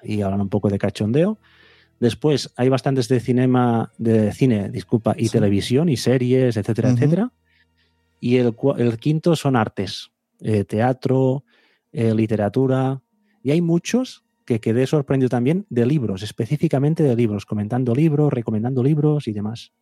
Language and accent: Spanish; Vic, Catalonia, Spain; yo soy de Big